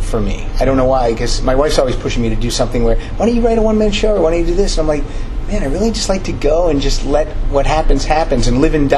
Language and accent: English; Pennsylvania, United States; moved away as an adult; also born or lived in Chicago; now in Los Angeles, United States; I'm originally from Pennsylvania